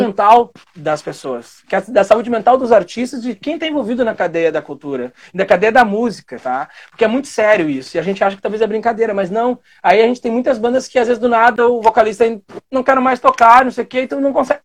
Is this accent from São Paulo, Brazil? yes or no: no; Guaíba, Rio Grande do Sul, Brazil; na cidade de Guaíba eu tinha uma banda